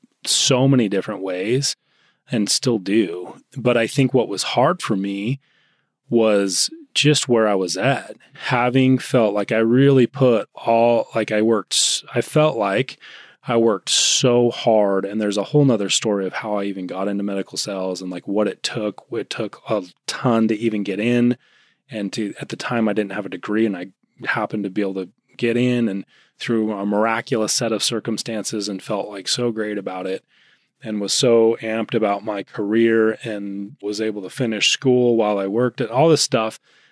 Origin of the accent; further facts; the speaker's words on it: Utah, United States; I grew up in Utah.